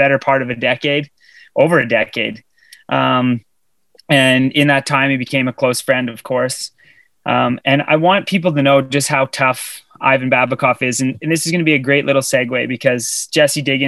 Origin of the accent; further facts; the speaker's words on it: Sudbury, Ontario, Canada; you should have not raised me in Sudbury, Ontario